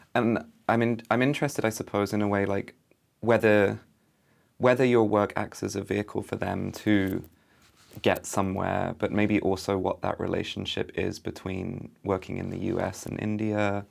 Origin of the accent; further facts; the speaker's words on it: United Kingdom; also born or lived in London; as a British artist who lived in London, studied in London